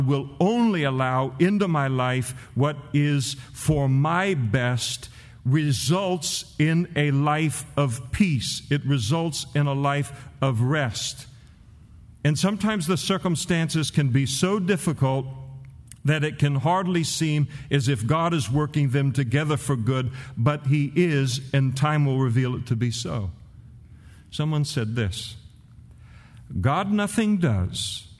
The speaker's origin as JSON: {"language": "English", "region": "California", "country": "United States", "said": "As a California boy"}